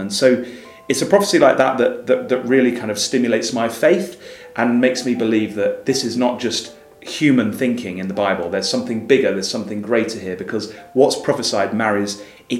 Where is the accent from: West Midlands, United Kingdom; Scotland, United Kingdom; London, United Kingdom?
London, United Kingdom; I grew up in the Christadelphian community, and my parents were both Christadelphians in London